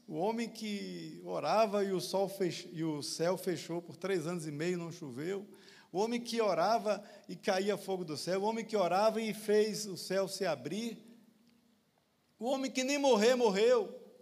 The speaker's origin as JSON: {"language": "Portuguese", "town": "Poções", "region": "Bahia", "country": "Brazil", "tie": "born or raised there", "also_born_or_lived": "São Paulo", "moved": "yes", "said": "Aos 13 anos dirigi uma congregação lá em Poções"}